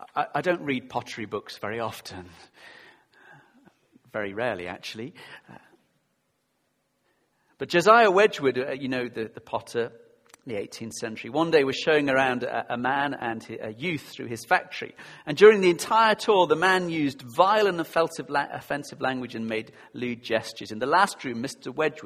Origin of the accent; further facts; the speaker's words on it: Yorkshire and the Humber, United Kingdom; I grew up in Yorkshire, South Yorkshire. I know you can't tell. People say, really? You're not northern. I do say path and grass and castle.